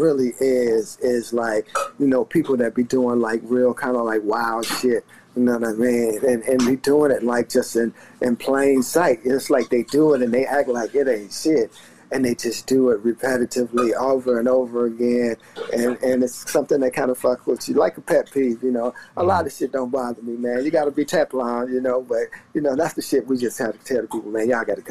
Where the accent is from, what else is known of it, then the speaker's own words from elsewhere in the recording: the South, United States; I grew up in the South